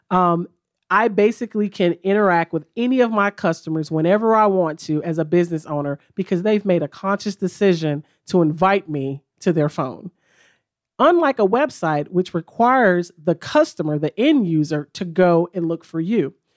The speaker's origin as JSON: {"language": "English", "town": "Memphis", "region": "Tennessee", "country": "United States", "tie": "born or raised there", "moved": "as an adult", "lives_now": "Chattanooga, United States", "said": "our home office is in Memphis. Like I said, that's my hometown"}